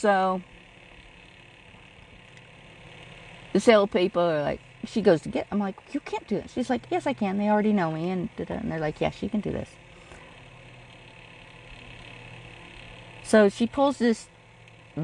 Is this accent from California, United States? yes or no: yes; California, United States; I'm from California.